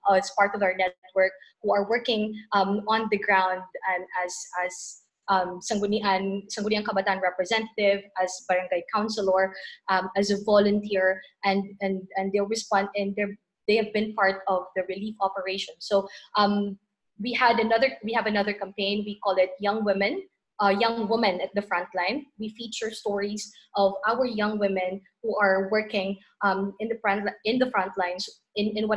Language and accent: English; Philippines; I'm from the Philippines.